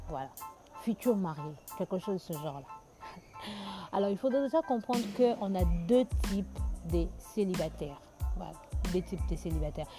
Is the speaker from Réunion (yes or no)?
no; Kinshasa, DR Congo; chez nous à Kinshasa